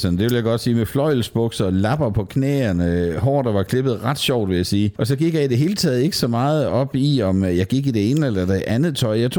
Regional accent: Southern Jutland, Southern Denmark, Denmark; I, i Sønderjylland, du... Øh, hvor jeg er fra

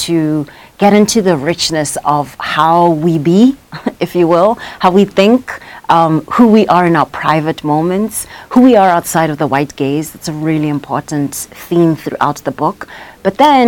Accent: Soweto, Gauteng, South Africa; I am South African. I was born in Soweto in Baragwanath.

